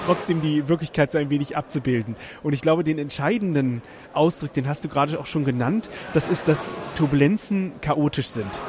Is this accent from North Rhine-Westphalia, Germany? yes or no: no; Weserbergland, Lower Saxony, Germany; moved away as an adult; also born or lived in Karlsruhe; im Weserbergland, wo ich herkomme